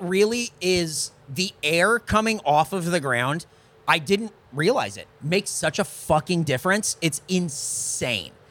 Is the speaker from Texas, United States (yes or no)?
no; California, United States; now in Austin, United States; we're from California